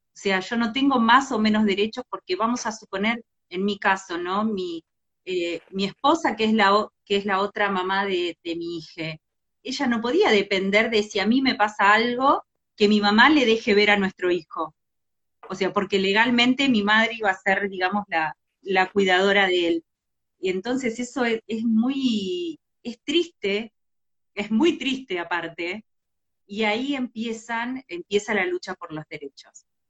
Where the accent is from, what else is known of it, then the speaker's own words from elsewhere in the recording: a small town in Entre Ríos, Argentina; moved away; me crié en un pueblo en Entre Ríos